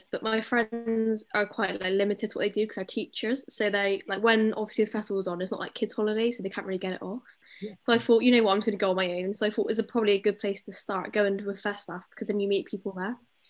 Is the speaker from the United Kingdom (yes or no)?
yes; Bristol, South West England, United Kingdom; I'm from Bristol